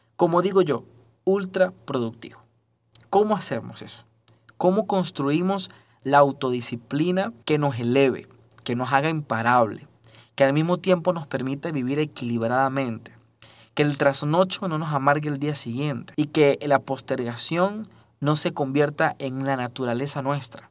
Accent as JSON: {"language": "Spanish", "country": "Venezuela", "moved": "yes", "said": "soy venezolano"}